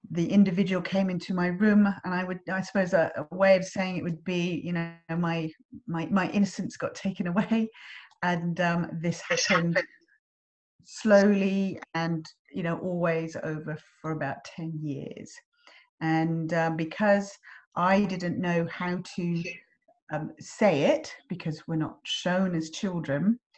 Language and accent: English; England, United Kingdom; now in Australia; I'm English and I live in Australia and you're Australian and you live in England.